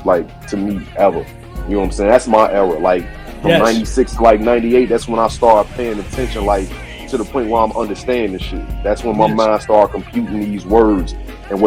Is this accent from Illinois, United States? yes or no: yes; Chicago, Illinois, United States; I'm from the crib, I'm from Chicago